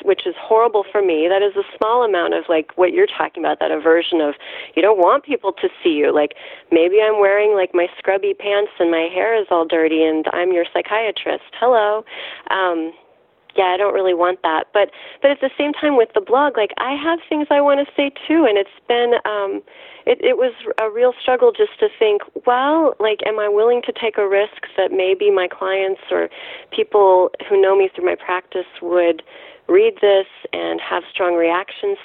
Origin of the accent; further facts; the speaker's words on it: Missouri, United States; I'm from Missouri